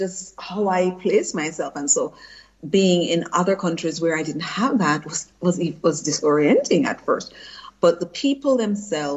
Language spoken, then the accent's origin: English; Jamaica; also born or lived in United States; now in Germany; as a child growing up, because we had just transitioned from being a British colony to being an independent country.